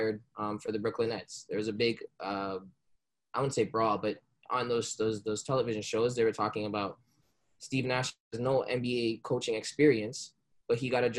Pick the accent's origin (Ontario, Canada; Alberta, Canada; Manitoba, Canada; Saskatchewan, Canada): Ontario, Canada; Brampton; also born or lived in Jamaica; I was born in Jamaica, but I came here at a young age, and I've been living in Brampton, the greater Toronto area, my whole life